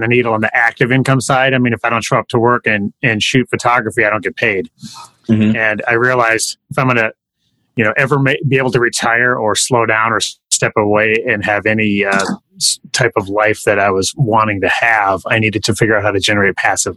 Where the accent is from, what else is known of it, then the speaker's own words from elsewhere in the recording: Fargo, North Dakota, United States; Fargo, North Dakota, upper Midwest, baby. We can touch Canada